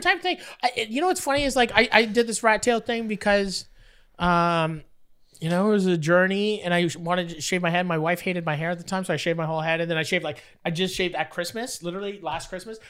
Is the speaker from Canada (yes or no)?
yes; Fort Erie, Ontario, Canada; I grew up in Fort Erie